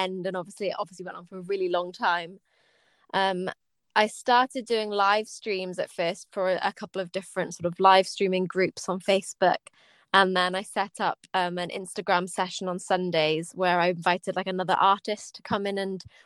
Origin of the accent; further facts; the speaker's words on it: Swansea, Wales, United Kingdom; my hometown of Swansea